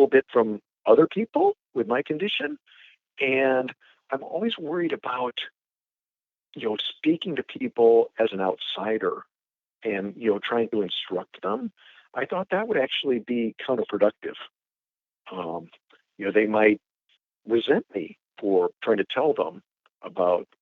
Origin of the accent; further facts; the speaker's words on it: Omaha, Nebraska, United States; also born or lived in Chicago, Illinois; I'm from Nebraska, Omaha, Nebraska